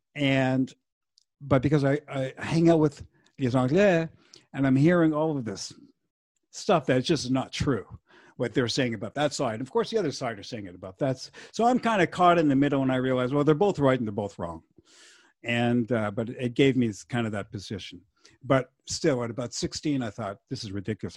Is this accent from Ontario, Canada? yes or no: no; Montreal, Quebec, Canada; first language French; English is a second language; also born or lived in Verdun; We were born and raised in Montreal. We're Montreal kids, and we went to English school.